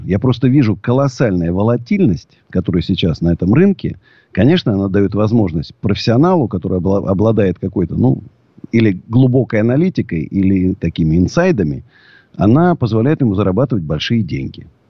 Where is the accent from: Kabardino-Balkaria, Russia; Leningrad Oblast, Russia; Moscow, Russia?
Moscow, Russia; я даже не россиянин, я москвич. Вот. Знаешь, потому что могу жить только в Москве